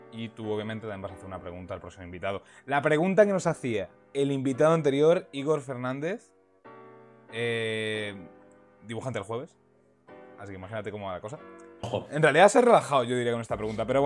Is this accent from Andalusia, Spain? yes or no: no; Catalonia, Spain; Perdón, es soy catalán.